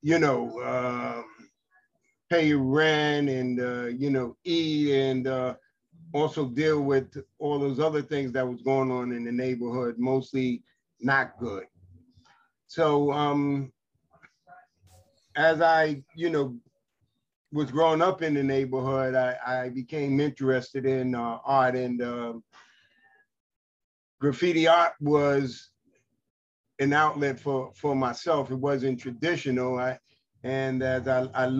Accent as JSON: {"language": "English", "town": "New York City", "region": "New York", "country": "United States", "tie": "born or raised there", "said": "I grew up in the Lewis H. Pink houses"}